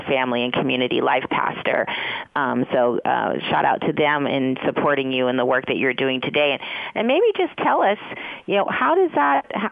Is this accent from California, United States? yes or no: yes; San Francisco, California, United States; also born or lived in East Coast; my own experience having been raised in San Francisco